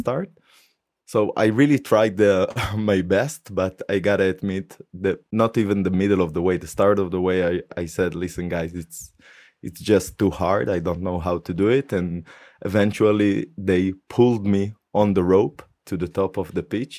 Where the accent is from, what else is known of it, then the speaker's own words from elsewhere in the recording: Haifa, Haifa District, Israel; moved away as an adult; now in Germany; my hometown to haifa